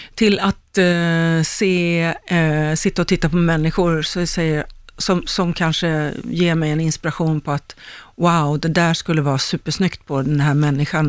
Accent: Stockholm, Stockholm County, Sweden; jag är ju en Högdalstjej

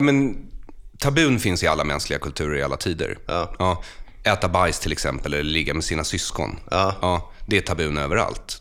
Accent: Bergshamra, Stockholm County, Sweden; Jag är född och uppvuxen i Bergshamra utanför Stockholm

